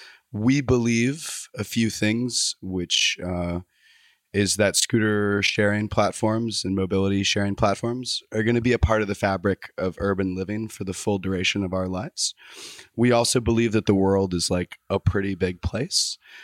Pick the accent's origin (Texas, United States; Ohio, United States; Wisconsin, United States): Texas, United States; I'm from Texas.